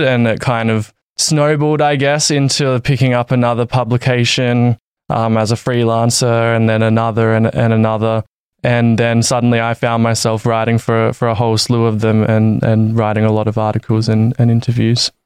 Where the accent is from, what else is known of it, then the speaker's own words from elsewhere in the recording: Adelaide, South Australia, Australia; moved away as an adult; also born or lived in Valencia, Spain; I'm from Adelaide, Australia